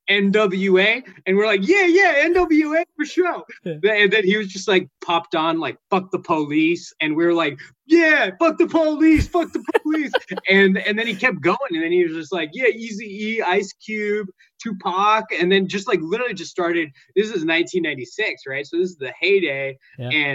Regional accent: Santa Cruz, California, United States; now in San Francisco Bay Area, United States; We're growing up in Santa Cruz, where like, you know, everyone's white

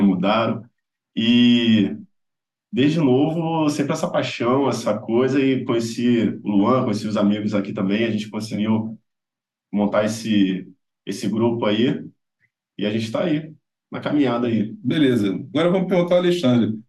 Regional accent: Guapimirim, Rio de Janeiro, Brazil; lá na minha cidade, Guapimirim

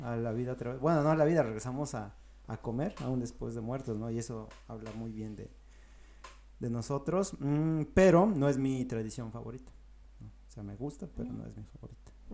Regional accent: Mexico; yo cuando no había salido de México

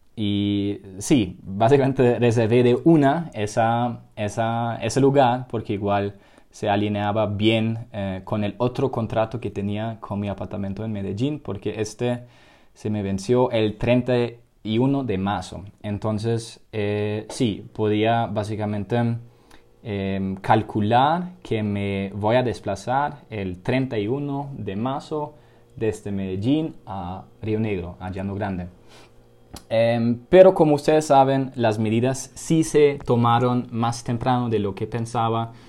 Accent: Germany; now in Colombia; soy de, soy de Alemania

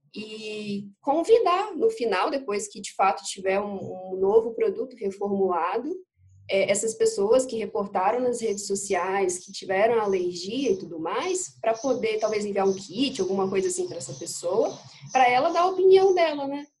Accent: Espírito Santo, Brazil; eu sou do Espírito Santo, moro em Aracruz, aqui no interior do estado.

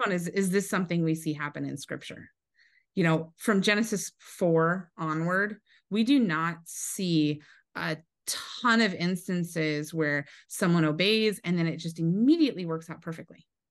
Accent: Eastern Washington, United States; I grew up in Eastern Washington

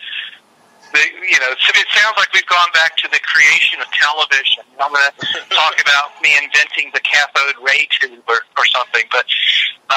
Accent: Richmond, Virginia, United States; my hometown of Richmond

